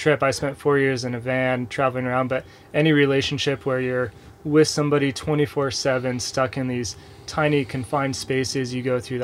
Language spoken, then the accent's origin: English; San Diego, California, United States; I grew up in San Diego